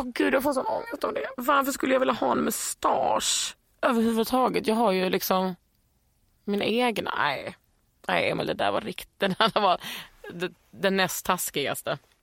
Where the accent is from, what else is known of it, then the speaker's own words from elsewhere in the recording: Skåne, Sweden; moved away as an adult; also born or lived in Lund / Västergötland / Bohuslän; när jag flyttade ifrån Skåne när jag var 20, då kände jag mig skånsk